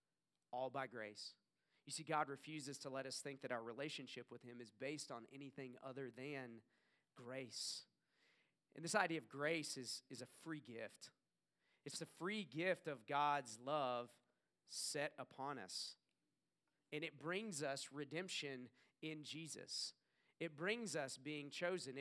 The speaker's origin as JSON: {"language": "English", "region": "the South", "country": "United States", "tie": "born or raised there", "said": "I grew up in the South. I know you couldn't tell by my accent"}